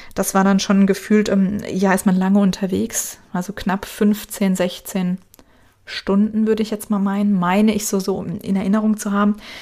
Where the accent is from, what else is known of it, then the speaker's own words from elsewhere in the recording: Germany; uns als Deutsche